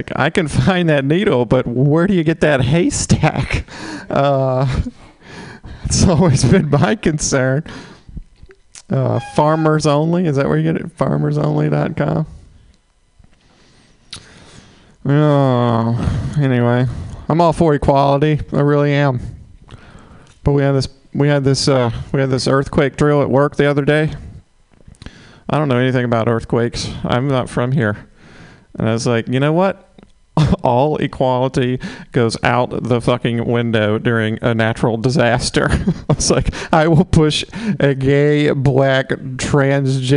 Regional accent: Mississippi, United States; moved away; I'm from Mississippi. Originally, just got back from there

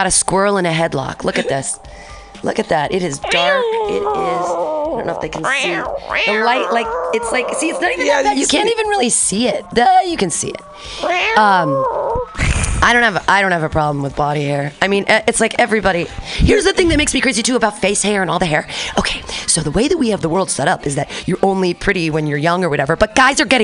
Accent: Danville, California, United States; I grew up in Danville amongst all the rich white people

